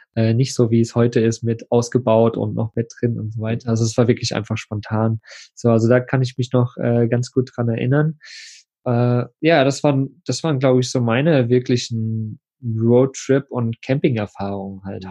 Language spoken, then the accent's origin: German; eastern Germany, Germany; wir sind Ostkinder